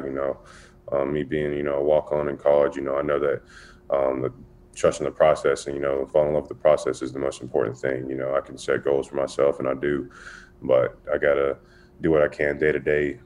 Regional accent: Wilmington, North Carolina, United States; also born or lived in Charlotte, North Carolina; from Wilmington, North Carolina, and Charlotte's where I went to school

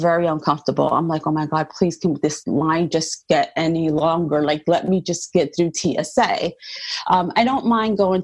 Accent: United States; I was born in the United States. My parents are from Puerto Rico.

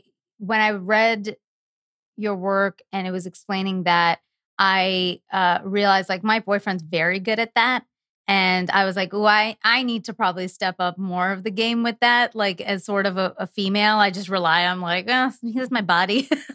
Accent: India; I'm Indian. I should not be discussing any of this according to my culture

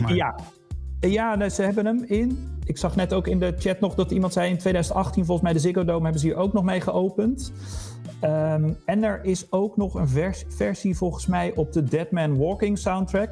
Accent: Harderwijk, Gelderland, Netherlands; ik kwam uit Harderwijk

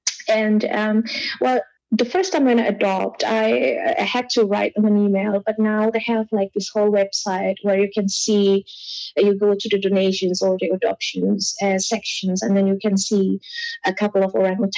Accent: Indonesia; moved away as an adult; now in Germany; when I was a kid in Indonesia, I used to live like 5 minutes walk to the beach.

